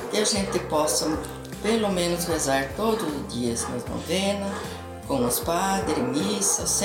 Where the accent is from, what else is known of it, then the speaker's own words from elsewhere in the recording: Indaiatuba, São Paulo, Brazil; sou da cidade de Indaiatuba.